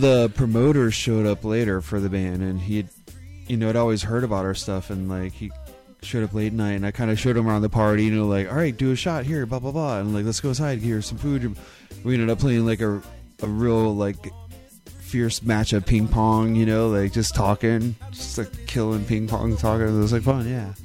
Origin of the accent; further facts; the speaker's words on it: Wisconsin, United States; when I was born in Wisconsin